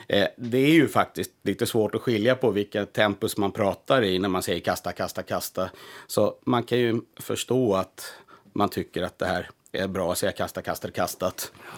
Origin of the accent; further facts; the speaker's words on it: Blekinge, Sweden; also born or lived in Stockholm; now in Finland; jag är född i Blekinge och som barn sa jag persilja och presenning